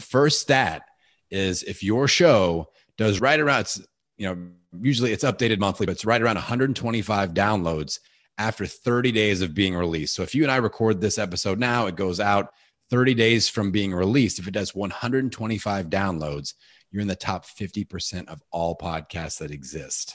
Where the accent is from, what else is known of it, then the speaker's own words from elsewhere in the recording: Bloomington, Indiana, United States; my hometown of Bloomington, Indiana.